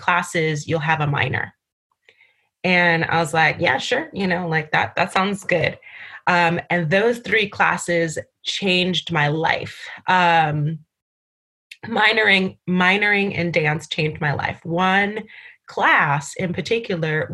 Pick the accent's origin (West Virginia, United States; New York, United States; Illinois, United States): New York, United States; New York City; also born or lived in Barbados; I grew up in New York City, so I was going to go back home